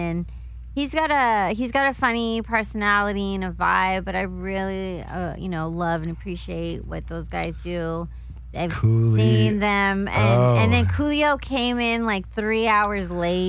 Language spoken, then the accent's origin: English; California, United States; moved away as an adult; also born or lived in Las Vegas; I'm from Cali originally.